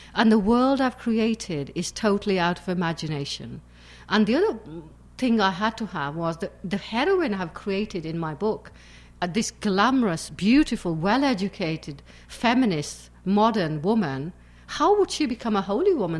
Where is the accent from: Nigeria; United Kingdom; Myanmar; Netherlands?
United Kingdom; England; also born or lived in Pakistan; I live in England. I, I came from Pakistan to England at the age of eight, so I've lived all my life practically in England.